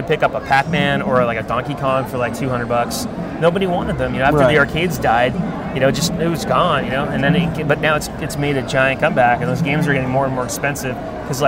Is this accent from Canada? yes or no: yes; Ottawa, Ontario, Canada; now in United States; I grew up in Ottawa, Canada.